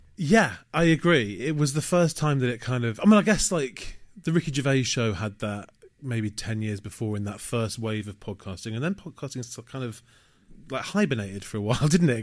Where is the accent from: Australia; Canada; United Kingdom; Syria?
United Kingdom; Manchester, North West England; moved away as an adult; also born or lived in Leeds; now in London, United Kingdom; I had a great childhood growing up in Manchester.